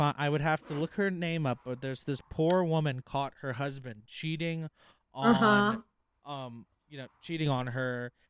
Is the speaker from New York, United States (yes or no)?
no; Louisiana, United States; I'm Cajun, baby.